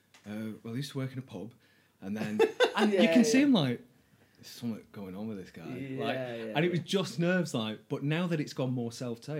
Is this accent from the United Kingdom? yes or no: yes; Manchester, North West England, United Kingdom; I'm from North Manchester as well, and I feel like crime there was a bit different.